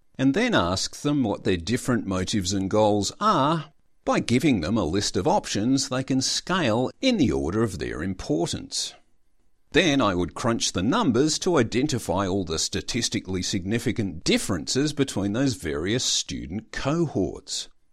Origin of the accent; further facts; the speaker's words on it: Australia; I am an Australian student